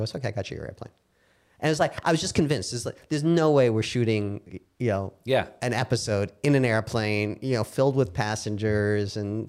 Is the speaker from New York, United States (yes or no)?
yes; Brooklyn, New York, United States; I'm from Brooklyn.